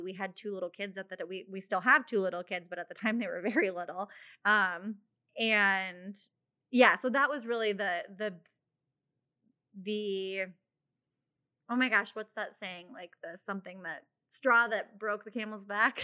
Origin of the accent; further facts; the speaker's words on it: Mitchell, South Dakota, United States; also born or lived in Sioux City, Iowa; I grew up in Mitchell, South Dakota, so not too far from Sioux Falls